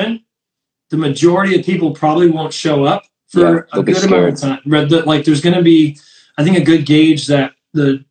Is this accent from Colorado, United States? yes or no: no; northern New York, United States; moved away as an adult; also born or lived in Poconos, Pennsylvania / Columbus, Ohio; now in Philadelphia, United States; Originally, I grew up in northern New York